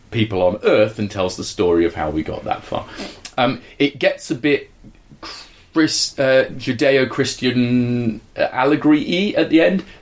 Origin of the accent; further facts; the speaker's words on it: South East England, United Kingdom; now in Dorset, United Kingdom; then I'm from Sussex. Uh, live in Dorset and work in a combination of Saudi Arabia, China, and Australia.